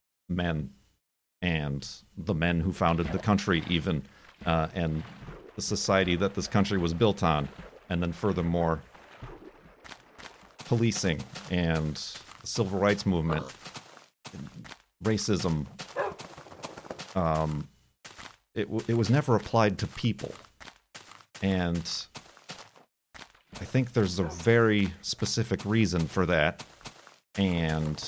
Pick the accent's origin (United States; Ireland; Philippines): United States; Illinois; as an American, I'm taught about the history, even growing up in Illinois